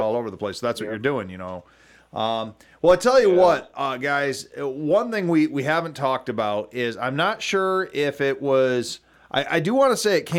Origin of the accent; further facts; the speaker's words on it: United States; we're American Absolutely. Citizens here